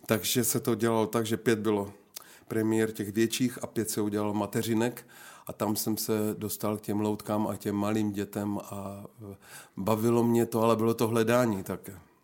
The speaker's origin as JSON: {"language": "Czech", "town": "Napajedla", "region": "Zlín Region", "country": "Czechia", "tie": "born or raised there", "also_born_or_lived": "Rožnov pod Radhoštěm / Wallachia", "moved": "as an adult", "lives_now": "České Budějovice, Czech Republic", "said": "jsem se narodil v Napajedlích, to je mezi Uherským ano. a Zlínem. Tak tam jsem vyrůstal do 15 let"}